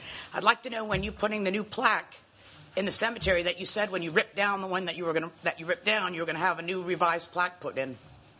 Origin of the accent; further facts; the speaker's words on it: Tampa, Florida, United States; and I'm from Tampa